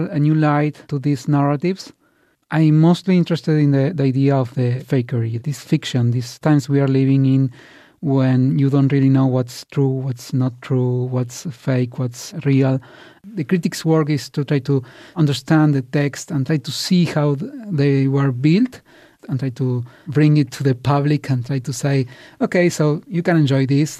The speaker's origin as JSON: {"language": "English", "region": "Buenos Aires", "country": "Argentina", "moved": "as an adult", "lives_now": "Toronto, Canada", "said": "I am from Argentina, Buenos Aires"}